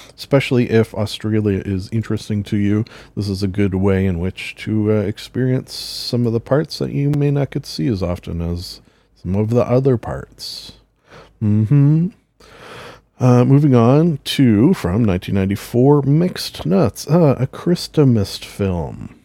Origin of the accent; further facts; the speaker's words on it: Canada; as a Canadian